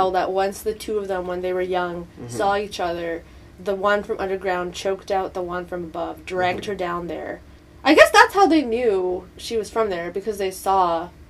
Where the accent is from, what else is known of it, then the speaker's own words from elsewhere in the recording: Canada; I was born in Canada. People, like, I have an ethnic background in India.